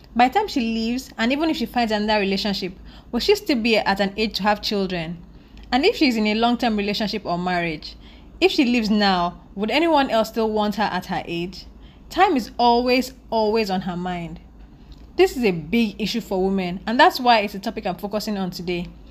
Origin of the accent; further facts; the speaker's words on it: Nigeria; I'm a Nigerian woman living in Nigeria